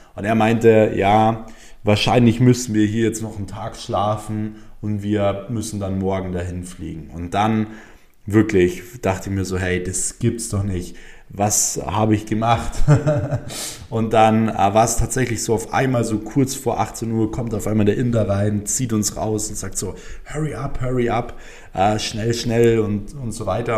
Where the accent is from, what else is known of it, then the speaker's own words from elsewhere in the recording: Germany; bei uns in Deutschland